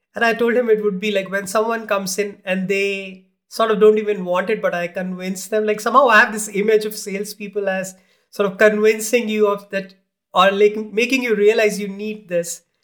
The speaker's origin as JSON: {"language": "English", "country": "India", "tie": "born or raised there", "moved": "yes", "said": "I grew up in India"}